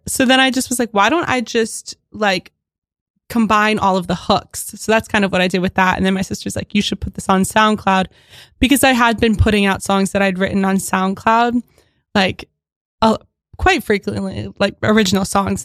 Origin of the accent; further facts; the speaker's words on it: Philadelphia, Pennsylvania, United States; now in Williamsburg, United States; I'm from Philadelphia